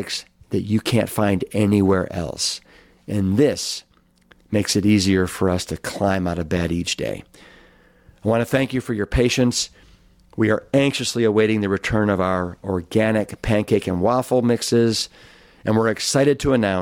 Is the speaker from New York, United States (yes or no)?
no; Cleveland, Ohio, United States; now in Austin, United States; my hometown of Cleveland, Ohio